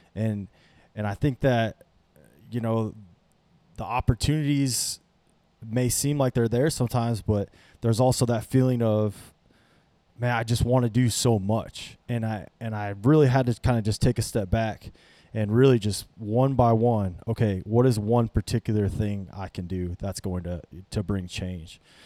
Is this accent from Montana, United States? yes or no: no; North Platte, Nebraska, United States; I was, I was raised in North Platte, Nebraska